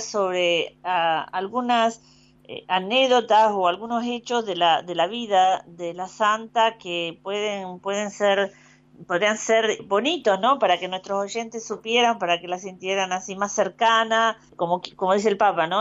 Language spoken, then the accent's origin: Spanish; Argentina; now in Rome, Italy; Soy argentina